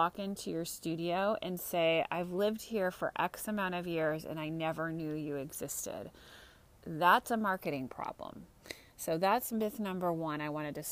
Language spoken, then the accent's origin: English; Santa Cruz, California, United States; also born or lived in Marin County, California; I'm in beautiful Santa Cruz, California, which is my hometown